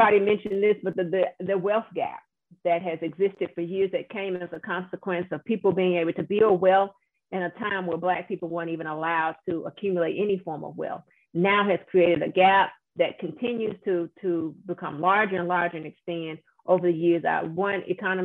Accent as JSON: {"language": "English", "region": "Louisiana", "country": "United States", "tie": "born or raised there", "said": "my home state of Louisiana"}